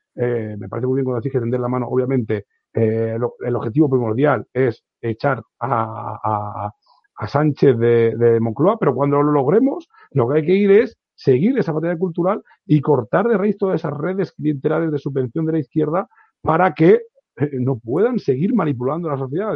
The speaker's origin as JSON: {"language": "Spanish", "region": "Catalonia", "country": "Spain", "said": "como catalán que soy"}